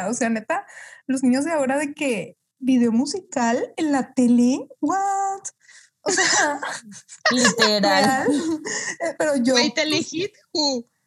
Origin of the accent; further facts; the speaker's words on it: Guadalajara, Jalisco, Mexico; soy de Guadalajara.